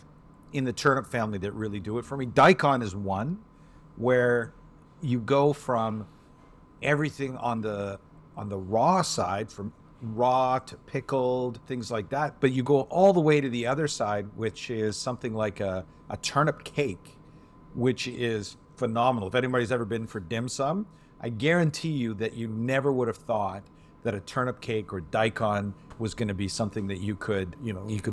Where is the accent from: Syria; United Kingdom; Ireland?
United Kingdom; Scotland; I'm Scottish